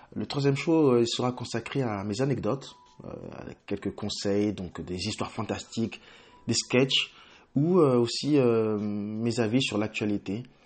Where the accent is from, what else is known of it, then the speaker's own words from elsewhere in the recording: Île-de-France, France; moved away as an adult; also born or lived in Congo / England; now in United Kingdom; je suis d'origine congolaise. et de nationalité française où j'ai grandi à la Grenoble et plus exactement dans les quatre-vingt-treize